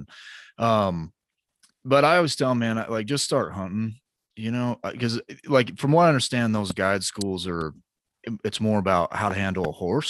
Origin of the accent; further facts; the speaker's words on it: Utah, United States; growing up in Utah